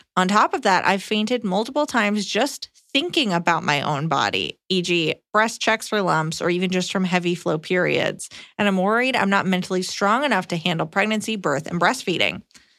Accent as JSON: {"language": "English", "country": "Canada", "said": "Hi, Iliza and Emily. Longtime fan here. I'm a Canadian woman, 26, and discovered Iliza watching an episode of Just for Laughs over a decade ago."}